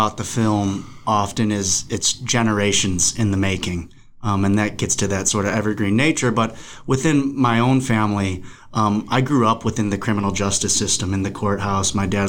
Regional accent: Cleveland, Ohio, United States; born or raised there; moved away; also born or lived in Berkeley, California

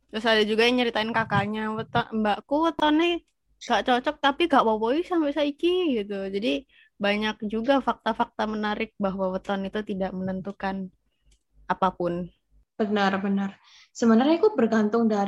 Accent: Bandung, West Java, Indonesia; Lebih banyak uh, apa menghabiskan waktu ma masa SD lebih baik di Bandung kan.

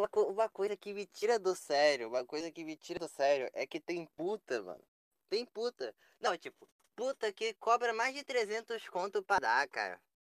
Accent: Rio de Janeiro, Brazil; moved away; eu sou do Rio, atualmente eu não moro no Rio

